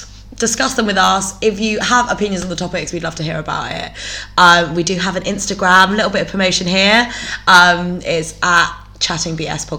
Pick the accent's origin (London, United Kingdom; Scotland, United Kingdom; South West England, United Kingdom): South West England, United Kingdom; Bristol; also born or lived in Leeds; I'm from North Bristol. I basically went to Uni of Leeds.